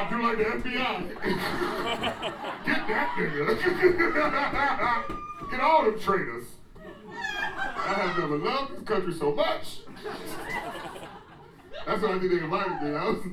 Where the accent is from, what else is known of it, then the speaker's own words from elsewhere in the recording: United States; now in Washington, D.C., United States; I'm American. All day, and a D.C. citizen.